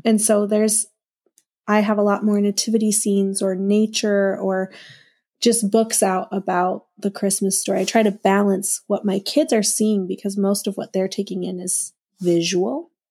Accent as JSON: {"language": "English", "region": "Minnesota", "country": "United States", "tie": "born or raised there", "said": "I grew up in Minnesota, so winter is forever"}